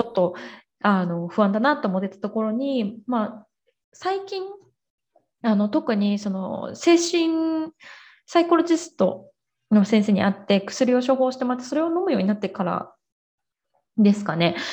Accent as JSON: {"language": "Japanese", "country": "Japan", "moved": "yes", "lives_now": "Brazil", "said": "私たちもやっぱその文化圏で育ってきてる"}